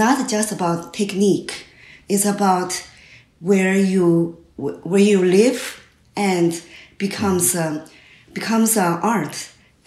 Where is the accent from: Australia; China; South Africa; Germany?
China; English is a second language; moved away as an adult; also born or lived in New York City, United States; now in Vermont, United States; I grew up in China and educated in China, went to art school in China